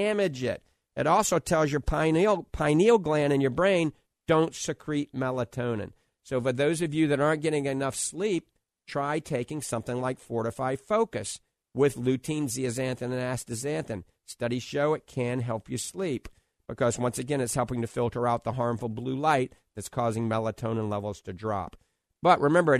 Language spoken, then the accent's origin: English; New Orleans, Louisiana, United States; now in Clearwater Beach, United States; I grew up in New Orleans